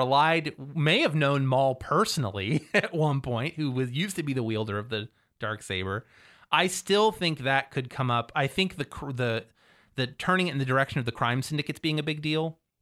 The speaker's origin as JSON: {"language": "English", "town": "Cambridge", "region": "Ohio", "country": "United States", "said": "I am from Cambridge, Ohio"}